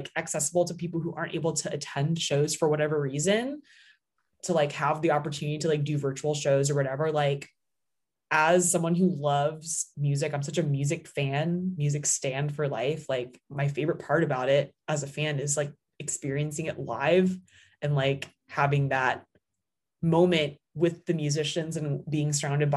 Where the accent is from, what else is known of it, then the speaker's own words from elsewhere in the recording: Seattle, Washington, United States; now in Los Angeles, United States; my hometown in Seattle